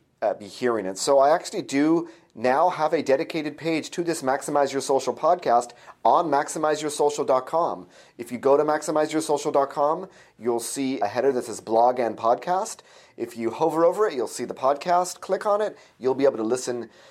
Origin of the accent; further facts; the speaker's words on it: Orange County, California, United States; I'm from Orange County, California